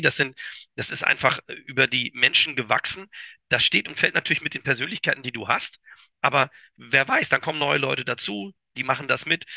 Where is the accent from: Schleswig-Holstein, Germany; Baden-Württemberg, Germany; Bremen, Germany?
Schleswig-Holstein, Germany; Kiel; moved away; also born or lived in Düsseldorf